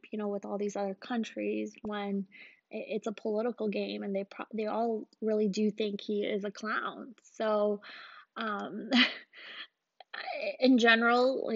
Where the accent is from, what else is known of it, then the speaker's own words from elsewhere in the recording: Pakistan; now in United States; I'm Pakistani